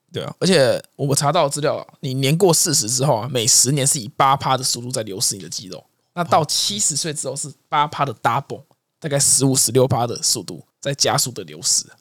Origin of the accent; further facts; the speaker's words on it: Taiwan; 啊，你也知道我们台湾的这种个性嘛